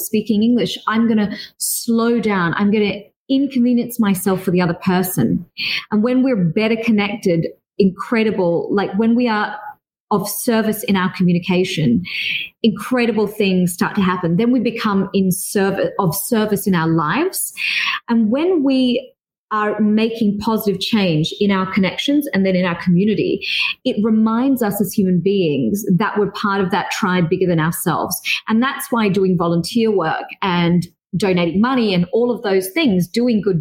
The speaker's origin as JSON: {"language": "English", "country": "Australia", "also_born_or_lived": "Dubai / Singapore", "said": "I am Australian yet also Asian"}